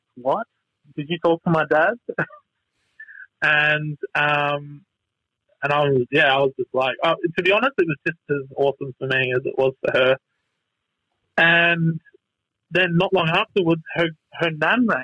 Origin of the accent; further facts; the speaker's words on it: Victoria, Australia; moved away; I'm originally from Victoria